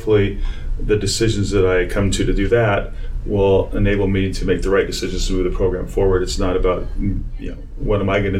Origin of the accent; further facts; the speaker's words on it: Arizona, United States; moved away as an adult; also born or lived in Texas / New York; now in Illinois, United States; I grew up in Arizona.